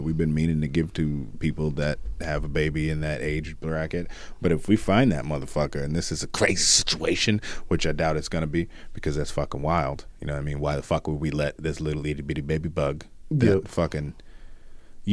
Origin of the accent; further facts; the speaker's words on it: Connecticut, United States; We're from Connecticut